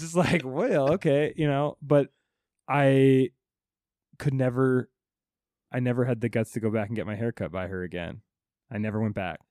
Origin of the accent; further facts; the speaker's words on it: Alta, Iowa, United States; moved away as an adult; also born or lived in Orlando, Florida; now in New York, United States; I'm moving from Iowa, a little town, to Florida, Orlando